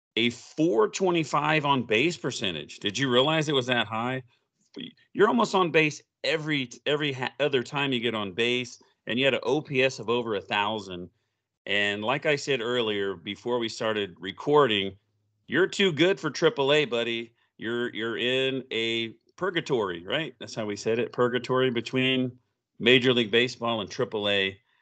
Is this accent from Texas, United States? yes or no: no; Oklahoma, United States; I grew up in Oklahoma, so I'm a big O U fan